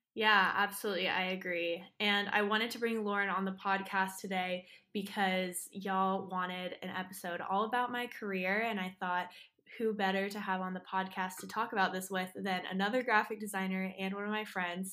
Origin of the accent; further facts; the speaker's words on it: Austin, Texas, United States; I'm here from Austin, Texas